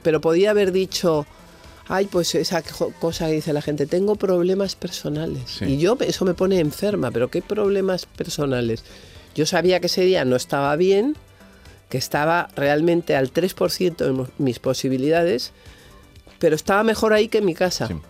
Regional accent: Madrid, Community of Madrid, Spain; en Madrid yo vivía la casa más moderna de Madrid

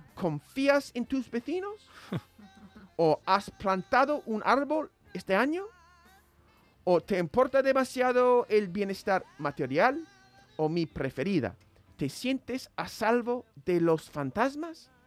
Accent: United States; como estadounidense me crié acostumbrado a escuchar the pursuit or the right to the pursuit of happiness

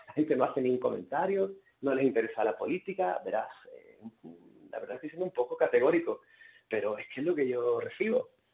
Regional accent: Spain; now in Sweden; Y los que somos españoles

